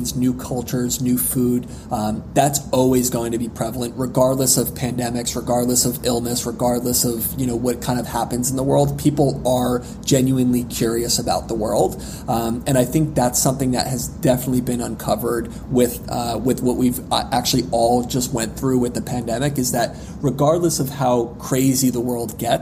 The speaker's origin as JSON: {"language": "English", "region": "northern New Jersey", "country": "United States", "tie": "born or raised there", "said": "I grew up in northern New Jersey"}